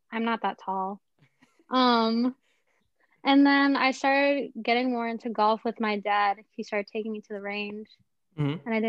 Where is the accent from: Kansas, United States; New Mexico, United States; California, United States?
California, United States; Irvine; moved away; I'm from Irvine, California.